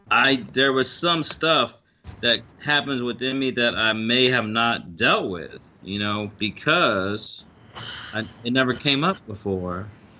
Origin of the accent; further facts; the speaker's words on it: the South, United States; accent: Southern; think I'm everyone idiot. From the South is stupid.